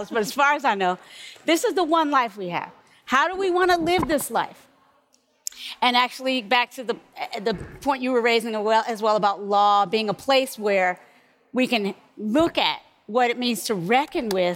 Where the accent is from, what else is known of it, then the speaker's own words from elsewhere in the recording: Kinston, North Carolina, United States; now in California, United States; growing up in North Carolina, I was sort of trained and formed to be most comfortable around English